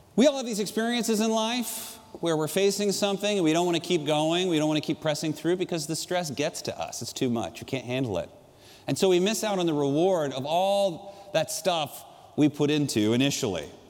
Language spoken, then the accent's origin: English; San Juan Capistrano, California, United States; I grew up in San Juan Capistrano, about four miles from the ocean